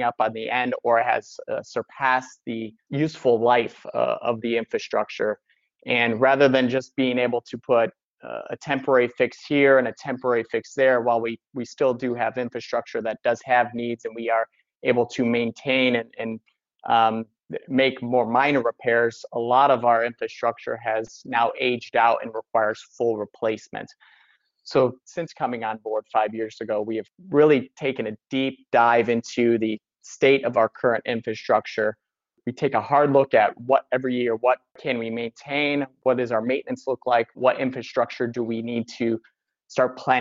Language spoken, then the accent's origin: English; Northwest Ohio, United States; moved away as an adult; also born or lived in East Coast; Originally in Northwest Ohio, I grew up on the Great Lakes.